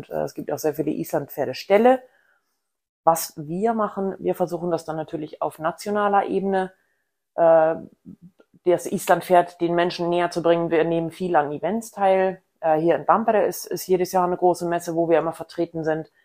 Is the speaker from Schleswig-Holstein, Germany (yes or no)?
yes; Rellingen, Schleswig-Holstein, Germany; Ich komme aus der Nähe von Hamburg, genau gesagt aus Relling oder Egenbüttel, aber das kennt bestimmt keiner